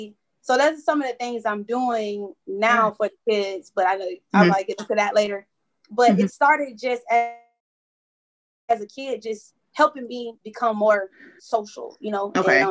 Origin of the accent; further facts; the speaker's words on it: Jacksonville, Florida, United States; also born or lived in Orangeburg, South Carolina / Georgia; now in Spartanburg, United States; I'm from Jacksonville, Florida originally, but now I'm located in Spartanburg and Orangeburg, South Carolina.